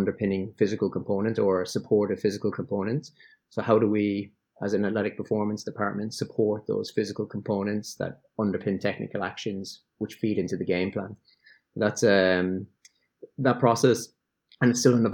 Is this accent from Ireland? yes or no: yes; Ireland; moved away as an adult; also born or lived in England / Melbourne; now in Sydney, Australia; an Irish guy who spent 10 years in England